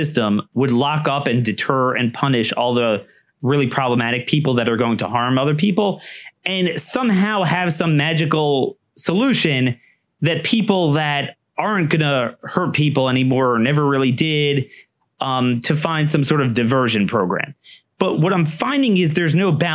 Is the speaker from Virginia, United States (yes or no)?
no; Maryland, United States; my home state of Maryland